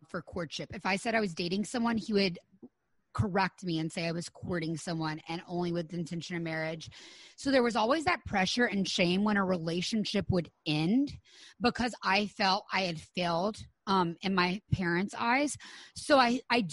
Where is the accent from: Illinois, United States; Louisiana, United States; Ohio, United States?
Louisiana, United States; moved away as an adult; also born or lived in Los Angeles / Florida; we moved home from Los Angeles to like small town Louisiana